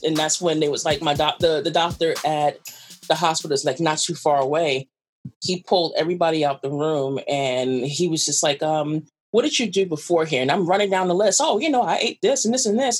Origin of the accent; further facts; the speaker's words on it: New York City, New York, United States; I'm a weird New Yorker. I'm a New Yorker to actually talk to people